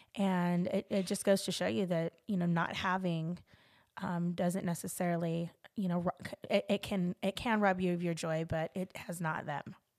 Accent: Los Angeles, California, United States; I'm from Los Angeles, California.

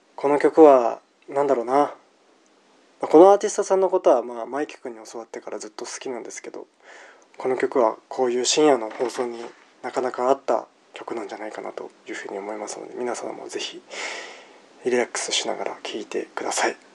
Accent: Japan; 僕は日本から来たんだよ

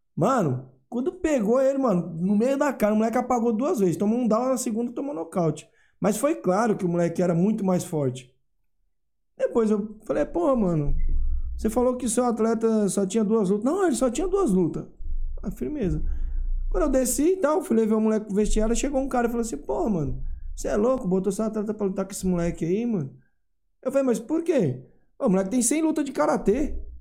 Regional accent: Mombaça, Ceará, Brazil; also born or lived in Fortaleza; now in São Paulo, Brazil; eu morei na capital, mas eu sou de Mombaço, entendeu? Eu morei em Fortaleza há muitos anos

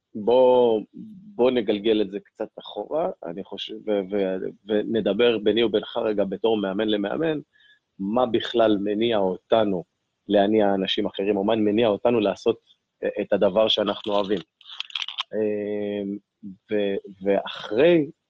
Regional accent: Ashkelon, Southern District, Israel; יליד אשקלון, נולדתי ב-1980

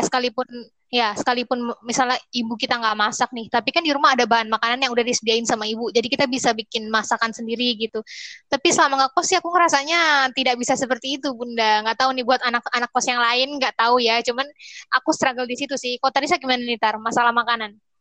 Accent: Bekasi, West Java, Indonesia; moved away as an adult; now in Jambi, Indonesia; aku dari Bekasi

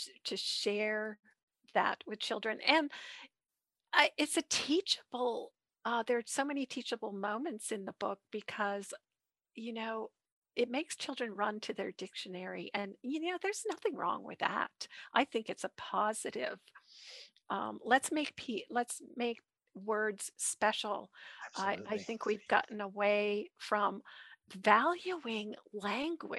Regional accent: Vermont, United States; My hometown in Vermont, where I grew up

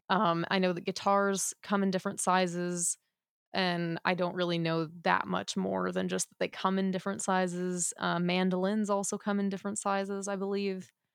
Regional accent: United States

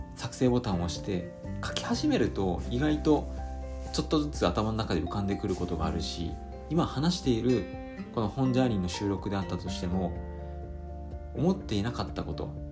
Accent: Fukuoka, Japan; 私の地元の福岡

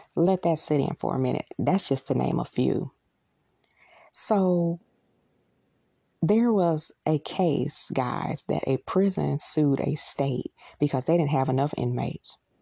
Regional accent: United States; We, as American citizens

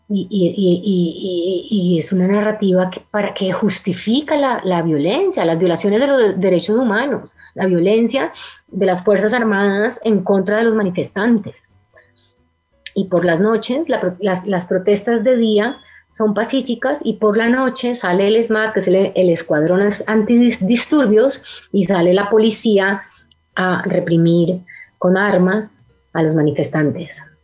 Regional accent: Cali, Valle del Cauca, Colombia; los dos somos de Cali, Carlos el director también y crecimos en la Cali

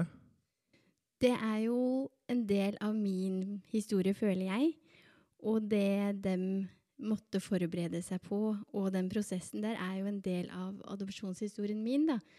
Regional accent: Berger, Norway; also born or lived in Colombia / Oslo; now in Drammen, Norway; født i Colombia. Ble adoptert da jeg var to år gammel, og eh, har vokst opp på et lite sted som heter Berger

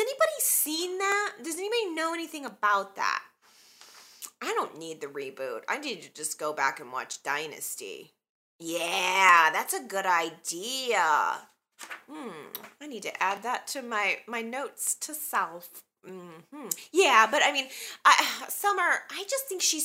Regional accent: Chicago, Illinois, United States; I'm from Chicago. I'm from the Chicago area.

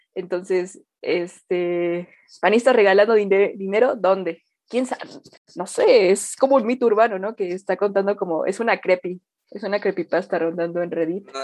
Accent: Mexico; mi nación, en mi patria, ¿no? De donde yo nací

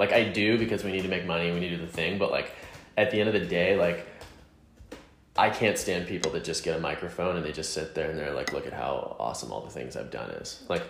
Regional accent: Southern United States, United States; my experience of like growing up in the South as a queer person, as a gay person, whatever you want to call it.

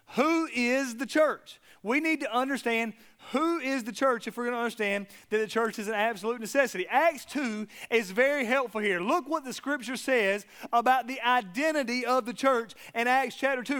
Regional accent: South Georgia, United States; I'm from South Georgia

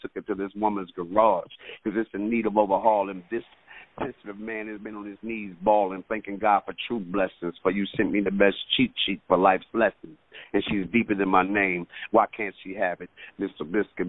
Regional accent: Detroit, Michigan, United States; now in Atlanta, United States; I'm originally from Detroit, Michigan, but I live okay. in Atlanta now for the last 20 years

